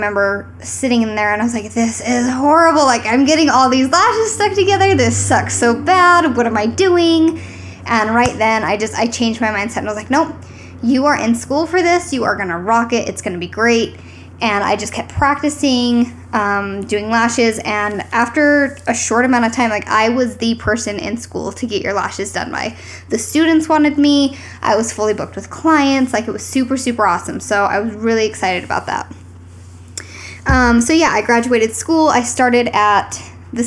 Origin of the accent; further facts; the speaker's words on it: St. George, Utah, United States; now in Salt Lake City, United States; I'm from Utah